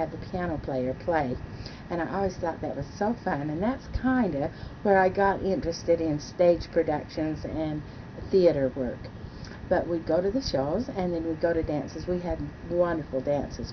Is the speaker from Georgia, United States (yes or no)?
no; St. Anthony, Idaho, United States; also born or lived in Utah; now in River Heights, Utah, United States; I was born in St. Anthony, Idaho in the year 1923. And I was the only daughter, and I had one brother that was 6 years younger than I. We lived in a small town. St. Anthony was very small, and I grew up in that town